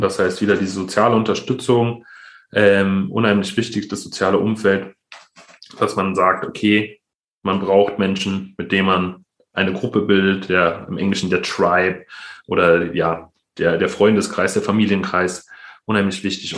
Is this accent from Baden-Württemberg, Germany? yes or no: no; Berlin, Germany; ich bin im, im Berliner Brennpunkt Neukölln-Kreuzberg äh, groß geworden